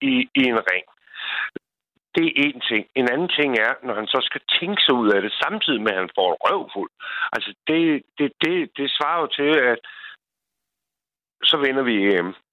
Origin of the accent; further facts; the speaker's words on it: Copenhagen, Capital Region of Denmark, Denmark; moved away as an adult; now in Bornholm, Denmark; jeg er fra Sydhavnen, og Sydhavnen, altså, hvis man er fra havnen eller fra, noget, fra noget sted af, så skal man kunne stå inden for det.